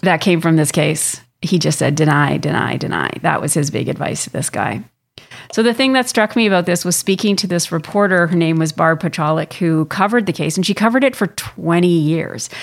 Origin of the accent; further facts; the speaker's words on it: Canada; I'm from Canada. I live here